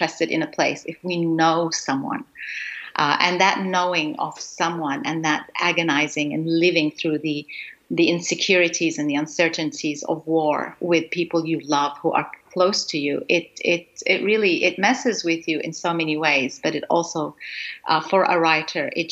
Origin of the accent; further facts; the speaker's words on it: Gaza, Gaza Strip, Palestine; moved away; I was born in Gaza in Palestine